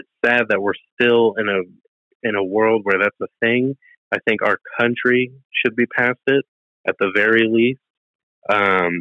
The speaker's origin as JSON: {"language": "English", "town": "Pasadena", "region": "California", "country": "United States", "tie": "born or raised there", "said": "I grew up here in Pasadena, and I am the minority here in Pasadena"}